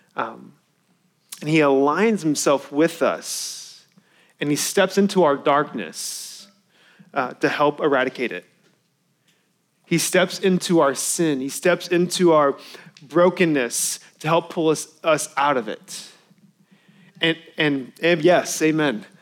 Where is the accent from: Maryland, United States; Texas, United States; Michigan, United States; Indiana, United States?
Texas, United States; Irving; I grew up in Irving where they used to play